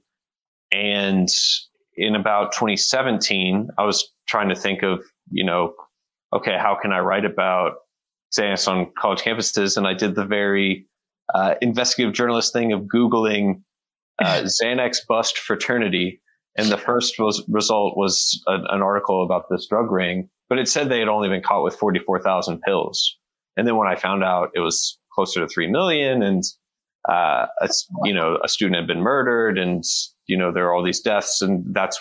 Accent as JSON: {"language": "English", "region": "Texas", "country": "United States", "tie": "born or raised there", "also_born_or_lived": "New York / Hanoi, Vietnam", "moved": "as an adult", "said": "I grew up in Texas, and then went to college in New York, and after college, lived in Vietnam, Hanoi, Vietnam for a year."}